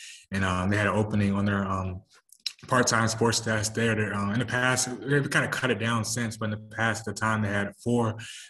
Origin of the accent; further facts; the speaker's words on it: Virginia, United States; So it's nice being in Virginia, my home state, and close to home